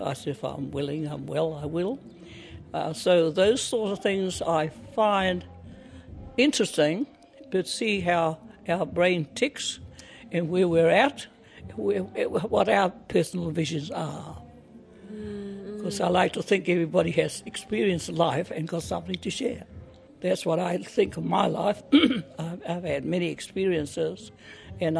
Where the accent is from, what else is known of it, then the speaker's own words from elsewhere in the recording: Ngāpuhi, Northland, New Zealand; moved away as an adult; now in Wellington, New Zealand; I'm from Ngāpuhi, from the Mahurihuri, and my marae is o Tātara, and my awa is Waima